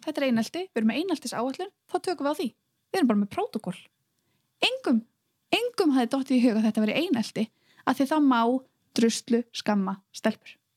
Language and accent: Icelandic; Iceland; moved away as an adult; ég er að koma frá Íslandi